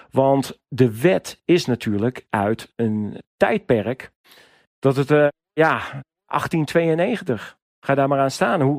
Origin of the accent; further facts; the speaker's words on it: Netherlands; als Nederlander kom je daar eigenlijk heel moeilijk tussen bij de bergwacht.